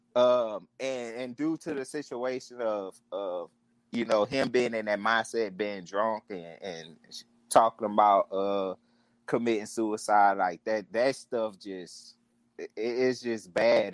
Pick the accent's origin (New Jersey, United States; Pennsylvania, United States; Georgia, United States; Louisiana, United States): Louisiana, United States; New Orleans; I'm from New Orleans too, and I'm from the uh, the St. Thomas